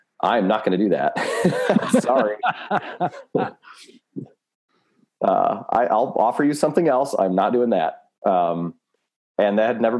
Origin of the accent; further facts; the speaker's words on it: Chicago, Illinois, United States; moved away; back where I grew up in the Chicagoland area